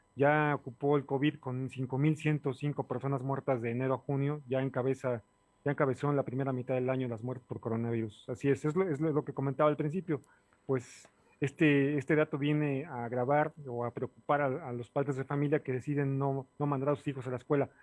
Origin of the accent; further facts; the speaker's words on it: Puebla, Mexico; como ciudadano poblano